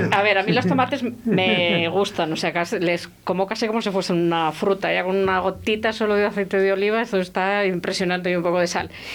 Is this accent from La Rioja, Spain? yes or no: yes; La Rioja, Spain; moved away; yo soy riojana, que siempre lo digo